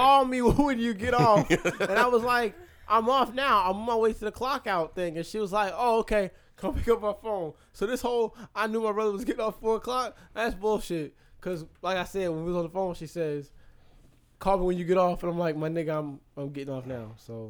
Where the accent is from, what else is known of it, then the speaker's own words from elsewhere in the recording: United States; I'm from Washington.